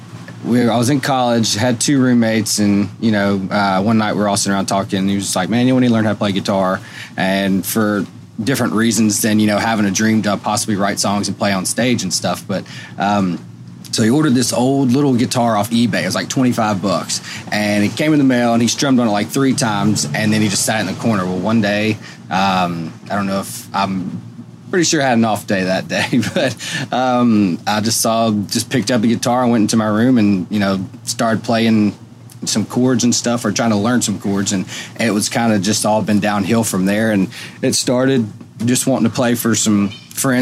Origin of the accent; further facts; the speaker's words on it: Shreveport, Louisiana, United States; moved away as an adult; now in Nashville, United States; moved up from Shreveport, Louisiana, and went to school back home there